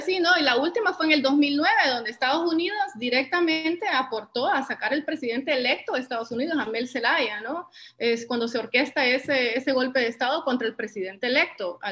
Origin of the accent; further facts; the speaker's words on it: San Pedro Sula, Cortés, Honduras; also born or lived in Washington, United States; yo nací y crecí aquí en San Pedro Sula, en Honduras